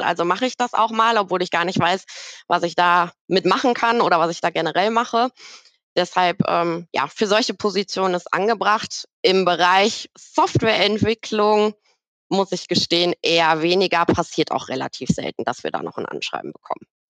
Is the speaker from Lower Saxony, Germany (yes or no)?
no; Bochum, North Rhine-Westphalia, Germany; also ich bin gebürtige Bochumerin, äh, in Bochum geboren